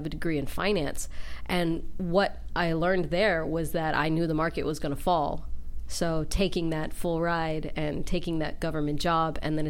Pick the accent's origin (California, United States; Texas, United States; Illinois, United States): Texas, United States; Humble; moved away as an adult; also born or lived in Columbus, Ohio; now in Los Angeles, United States; I'm the last one that's still chasing the dream, that hasn't moved back to Humble